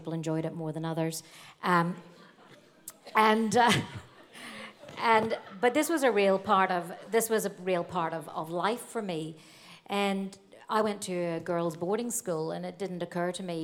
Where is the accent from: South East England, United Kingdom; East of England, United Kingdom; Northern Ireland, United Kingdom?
Northern Ireland, United Kingdom; accent: North Antrim Coast; moved away as an adult; now in Australia; growing up in Ireland, the trouble started in 1967, the year I was born